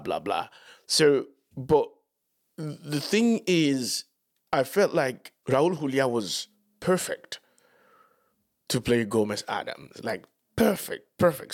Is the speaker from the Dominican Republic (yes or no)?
yes; Dominican Republic; moved away; growing up in Latin America